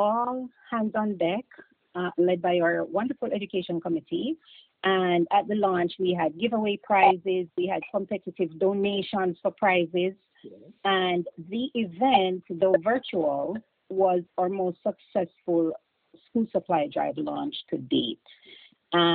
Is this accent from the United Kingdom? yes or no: no; Clarendon Parish, Jamaica; moved away as an adult; now in United States; I'm from Clarendon, went to Glenmuir High School